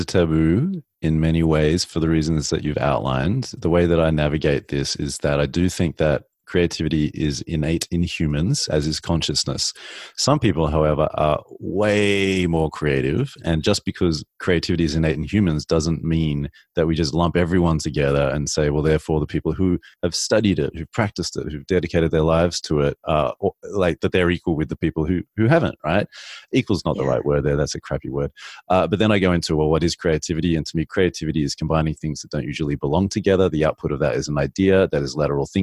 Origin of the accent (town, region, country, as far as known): Australia; accent: Australian; moved away as an adult; now in United States